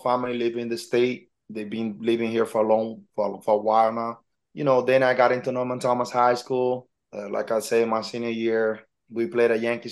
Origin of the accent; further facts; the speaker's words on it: Santiago, Dominican Republic; also born or lived in Harlem, New York / Washington Heights, New York; now in New York, United States; I grew up in the Dominican Republic. I'm from Dominican Republic, Santiago, from a small town, small